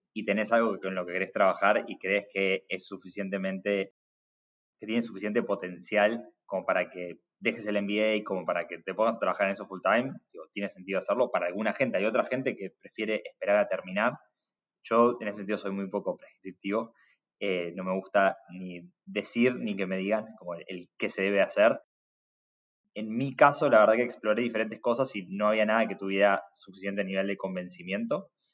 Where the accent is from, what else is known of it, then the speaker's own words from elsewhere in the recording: Buenos Aires, Argentina; Crecí en Buenos Aires alrededor del mundo de importación y exportación